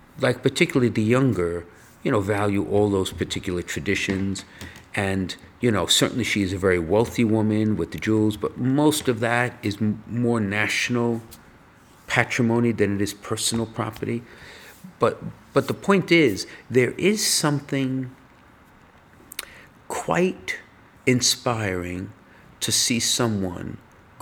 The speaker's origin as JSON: {"language": "English", "country": "United States", "said": "I'm an American. I'm not British"}